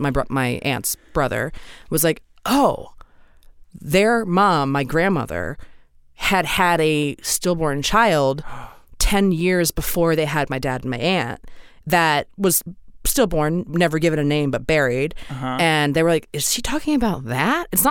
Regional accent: Maryland, United States; I'm from Maryland originally

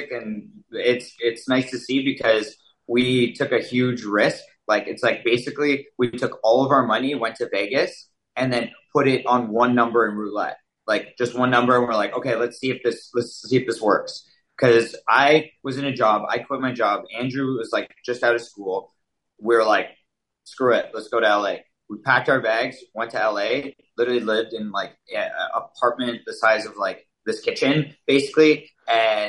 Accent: London, Ontario, Canada; moved away as an adult; I'm from London. We met at Western

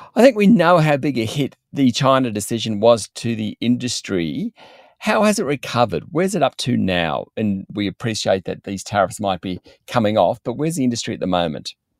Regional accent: Orange, New South Wales, Australia; my hometown is Orange in central West New South Wales, and when I grew up there, we didn't have a wine industry

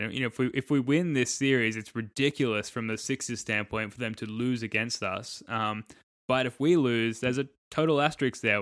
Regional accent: Australia; I'm an Australian

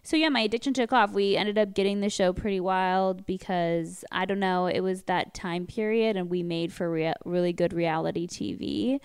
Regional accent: Westlake Village, California, United States; We grew up in Westlake

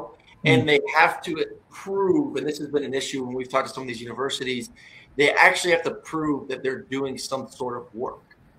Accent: Florida, United States; I'm from Florida

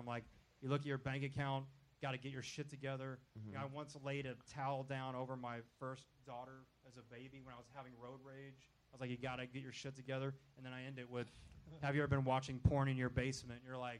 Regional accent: the South, United States; moved away; growing up in the South

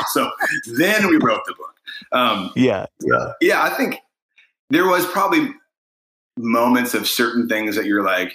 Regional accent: Indiana, United States; we're from Indiana

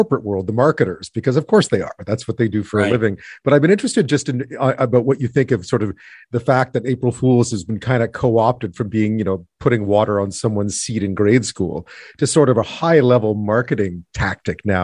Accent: Quebec, Canada; I grew up in Quebec

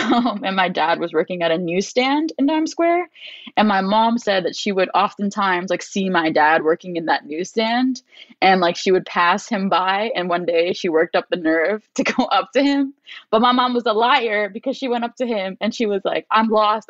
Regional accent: New York City, New York, United States; also born or lived in New Jersey / London; they dropped me off to my grandparents' house when I was a month old in Brooklyn. And I grew up with my grandparents out in Brooklyn until I was like six.

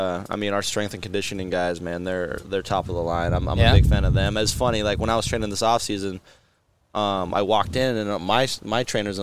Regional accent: Southern California, United States; moved away; I'm from Southern California

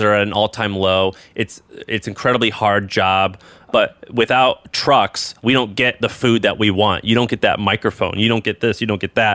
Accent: Midwest, United States; Where I'm from in the Midwest

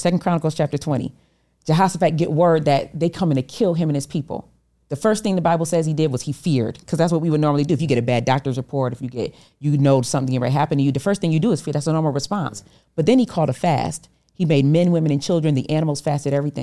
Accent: Rochester, New York, United States; I was from Rochester, New York

